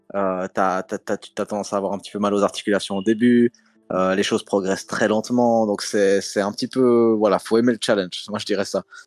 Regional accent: Switzerland; Moi je viens quand même de Suisse, comme mon Instagram …. Mes racines sont en Suisse

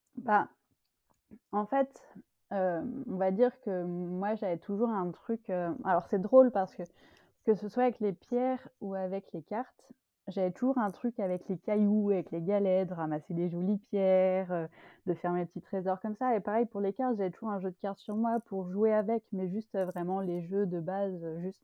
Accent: Paris region, Île-de-France, France; moved away as an adult; now in Belgium; j'habite en Belgique, mais j'ai longtemps habité en France, où je suis née, donc en région parisienne.

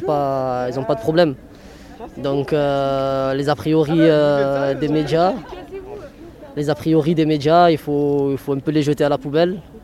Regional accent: Marseille, Provence-Alpes-Côte d'Azur, France; je suis de Marseille, du Canet, de 14e

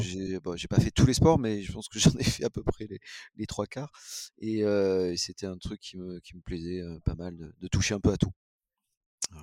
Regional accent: La Ciotat, Provence-Alpes-Côte d'Azur, France; je suis né à La Ciotat

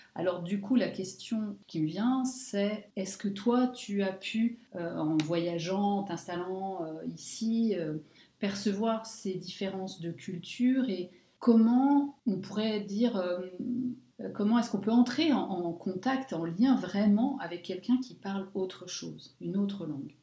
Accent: France; moved away as an adult; now in Luxembourg; Nous, en tant que Français, on suivait beaucoup nos enfants à l'école

